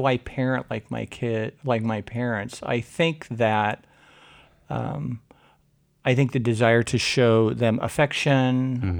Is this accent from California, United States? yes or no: no; Portland, Oregon, United States; So I grew up here in Portland. I'm a third generation Oregonian.